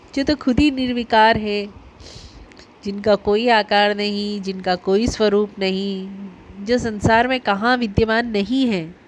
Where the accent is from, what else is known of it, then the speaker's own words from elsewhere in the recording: Ujjain, Madhya Pradesh, India; also born or lived in Omkareshwar; चूँकि मैं तो उज्जैन से हूँ महाकाल की नगरी से हूँ